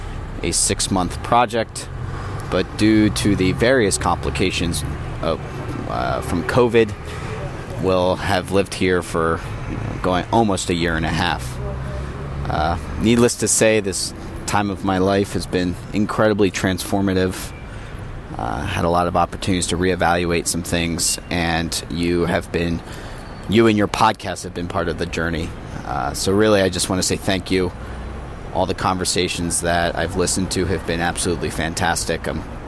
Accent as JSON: {"language": "English", "country": "United States", "moved": "as an adult", "lives_now": "Shanghai, China", "said": "I'm an American currently living in Shanghai, China. I moved here in late 2019"}